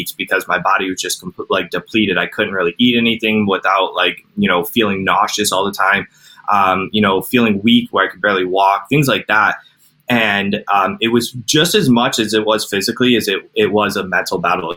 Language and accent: English; Cleveland, Ohio, United States; I'm from Cleveland, Ohio